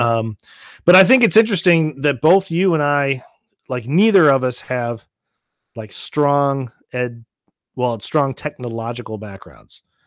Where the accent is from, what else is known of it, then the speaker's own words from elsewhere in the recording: Nashville, Tennessee, United States; moved away; also born or lived in St. Louis, Missouri; I grew up in Nashville, Tennessee